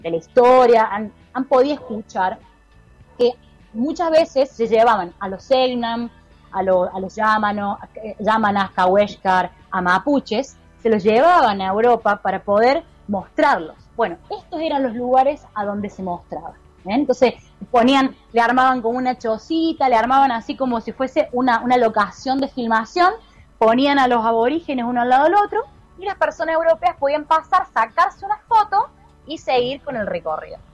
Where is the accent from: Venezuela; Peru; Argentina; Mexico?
Argentina; moved away as an adult; now in Chile; yo vivo acá en Chile, pero también obviamente me crié durante mucho tiempo en Argentina